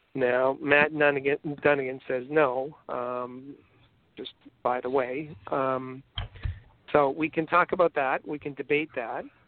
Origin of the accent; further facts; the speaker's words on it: Canada; accent: Canadian; I've got my whole Canadian accent